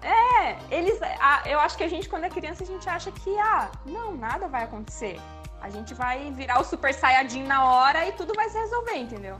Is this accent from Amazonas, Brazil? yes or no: yes; Manaus, Amazonas, Brazil; moved away; also born or lived in Santa Catarina; eu nasci em Santa Catarina, mas eu fui criada em Manaus.